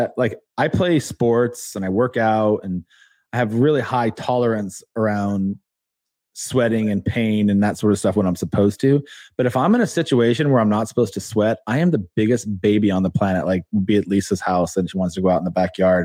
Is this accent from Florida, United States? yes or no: no; Colorado Springs, Colorado, United States; moved away; I was actually born in Colorado. I was born in Colorado Springs.